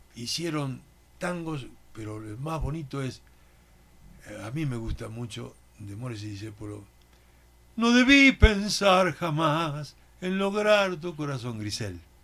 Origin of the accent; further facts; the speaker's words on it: Santa Fe, Argentina; moved away; Yo soy de Santa Fe, en Argentina.